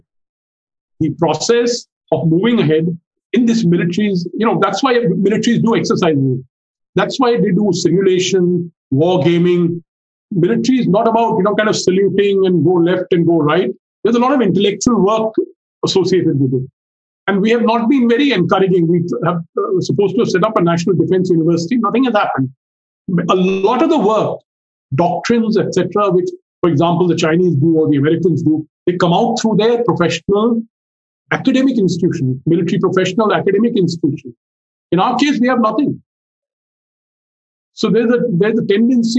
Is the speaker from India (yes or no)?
yes; India; as an Indian who has lived through two oil blockades